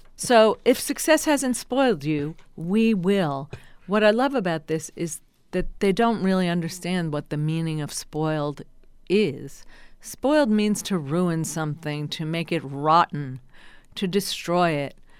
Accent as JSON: {"language": "English", "region": "New Jersey", "country": "United States", "said": "I'm from New Jersey"}